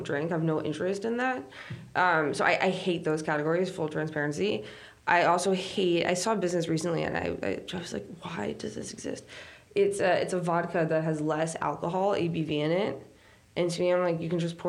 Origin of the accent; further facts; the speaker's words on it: New York City, New York, United States; I went to NYU, grew up in downtown Manhattan.